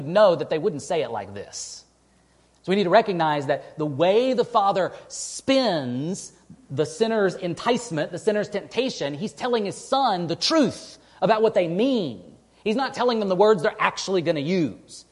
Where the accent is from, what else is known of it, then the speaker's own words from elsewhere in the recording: East Texas, United States; now in Western New York, United States; where I grew up in East Texas